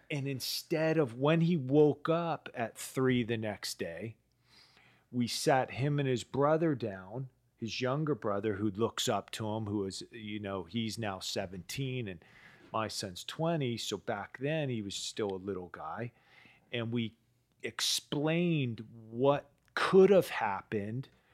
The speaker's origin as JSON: {"language": "English", "town": "East Palo Alto", "region": "California", "country": "United States", "tie": "born or raised there", "said": "I grew up in East Palo Alto, um, you know, the, the hood"}